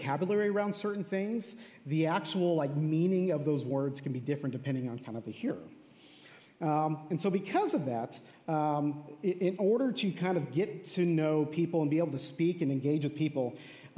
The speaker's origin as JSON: {"language": "English", "town": "El Paso", "region": "Texas", "country": "United States", "tie": "born or raised there", "also_born_or_lived": "Dallas-Fort Worth, Texas", "moved": "as an adult", "said": "I grew up in a town called El Paso"}